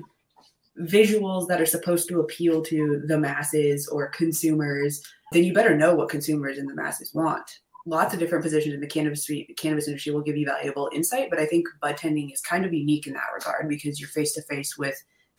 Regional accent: Calgary, Alberta, Canada; moved away; also born or lived in Regina, Saskatchewan; I was born in Regina, Saskatchewan, but then I grew up in like Calgary, Alberta

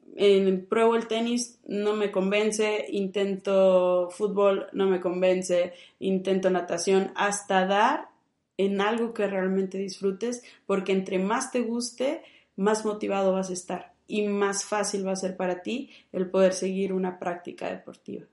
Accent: Monterrey, Nuevo León, Mexico; yo soy de aquí, de Monterrey

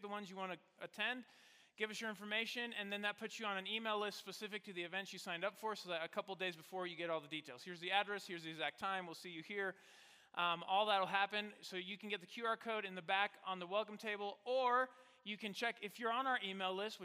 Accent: Mexico; moved away as an adult; also born or lived in Virginia; now in Colorado Springs, United States; I grew up in Mexico, and then I went to the United States for undergrad. So I spent my whole life in Mexico.

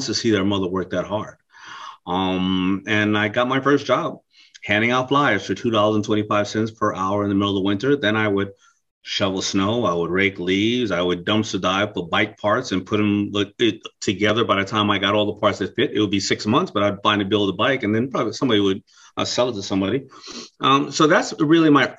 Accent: New York City, New York, United States; also born or lived in Brooklyn, New York; I grew up in Hollis, Queens. I was born in Brooklyn and I was raised in Queens, New York

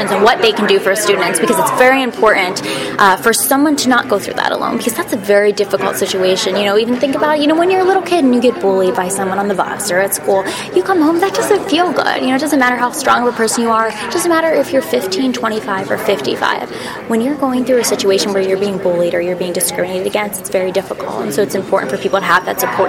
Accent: Midwest, United States; I'm from the Midwest

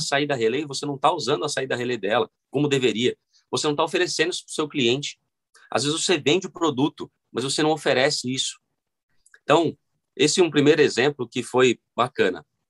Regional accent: São Paulo, Brazil; eu nasci é, aqui na Zona Sul de São Paulo, cresci no Grajaú

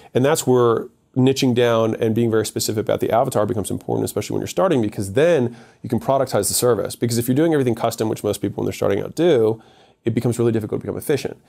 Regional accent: United States; I was born in America

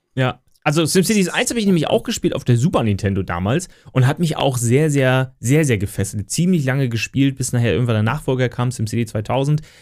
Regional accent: Lübeck, Schleswig-Holstein, Germany; ich komme ja aus Lübeck

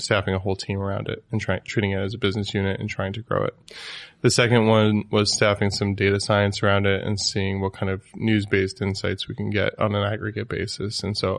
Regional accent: New Jersey, United States; also born or lived in New York; So, yeah, BetaWorks is in New York. I'm from New Jersey.

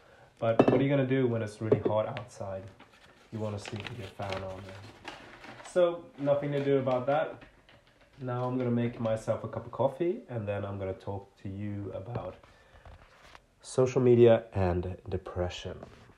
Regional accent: Werribee, Victoria, Australia; I'm from Werribee.

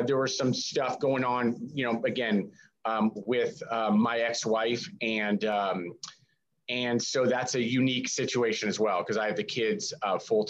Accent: Bay Area of California, United States; I grew up in the Bay Area of California. It's actually, I live in the same town that I grew up

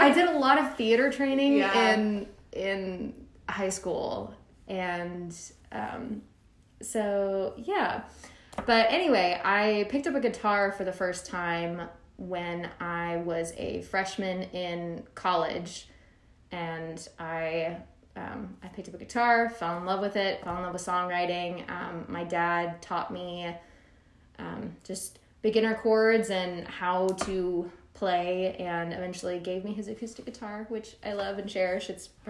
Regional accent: Little Rock, Arkansas, United States; now in Nashville, United States; So originally from Little Rock, Arkansas. So I moved to Austin first, actually.

